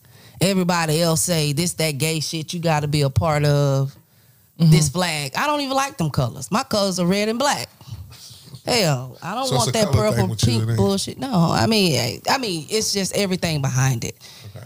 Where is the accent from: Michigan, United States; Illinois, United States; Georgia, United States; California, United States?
Georgia, United States; South; I'm from Georgia, South Georgia.